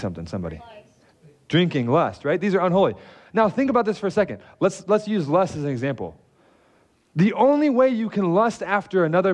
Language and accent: English; Detroit, Michigan, United States; moved away; I am from Detroit